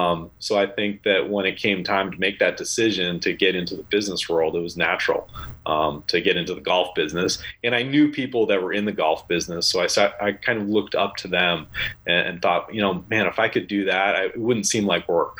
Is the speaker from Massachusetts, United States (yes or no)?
yes; Massachusetts, United States; I grew up in Massachusetts